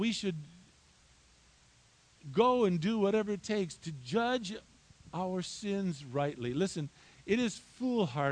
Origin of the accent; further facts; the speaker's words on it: United States; I was born here in the United States of America